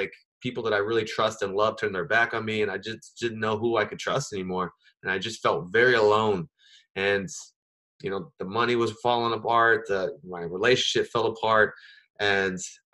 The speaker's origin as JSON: {"language": "English", "town": "Anchorage", "region": "Alaska", "country": "United States", "tie": "born or raised there", "also_born_or_lived": "Las Vegas", "moved": "yes", "said": "once I left Alaska, I lived in Las Vegas, and I really struggled to make the connections that I had growing up in Anchorage"}